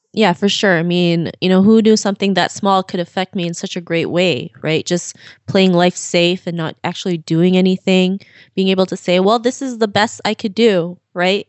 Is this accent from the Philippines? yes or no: yes; Philippines; now in Toronto, Canada; I was born and raised in the Philippines, and my father decided to move to Canada to have better opportunities for us